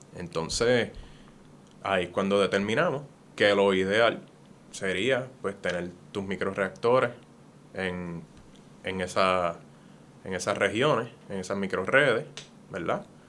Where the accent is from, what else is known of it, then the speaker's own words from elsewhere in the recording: Puerto Rico; moved away as an adult; now in United States; Yo sigo siendo puertorriqueño